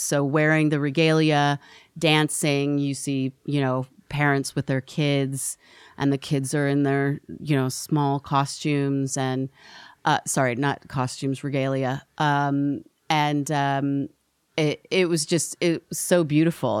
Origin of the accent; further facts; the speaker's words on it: Portland, Oregon, United States; also born or lived in Oakland, California; I was born in Portland, Oregon